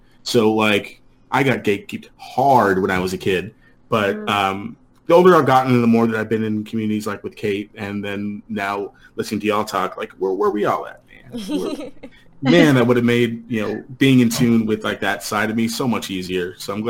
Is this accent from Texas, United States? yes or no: yes; El Paso, Texas, United States; I grew up in El Paso. My mom's white. And my dad's side of the family is heavily Hispanic. And I'm pretty dark.